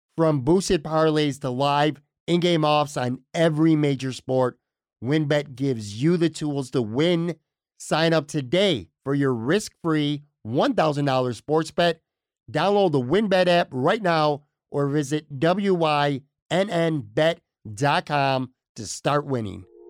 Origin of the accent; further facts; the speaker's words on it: Buffalo, New York, United States; I grew up on the West Side